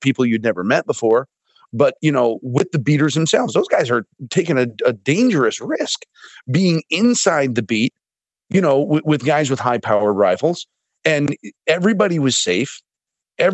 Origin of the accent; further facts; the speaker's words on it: United States; as an American hunter